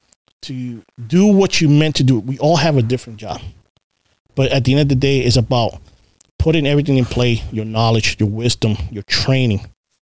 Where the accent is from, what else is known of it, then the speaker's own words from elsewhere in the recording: Puerto Rico; now in United States; I wasn't in patrol for 6 months when I came from Puerto Rico before I was in the flex unit